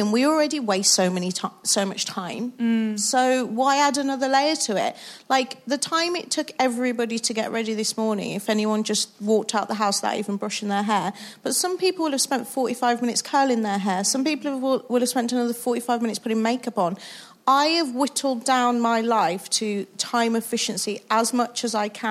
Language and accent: English; Wolverhampton, West Midlands, United Kingdom; I'm from Wolverhampton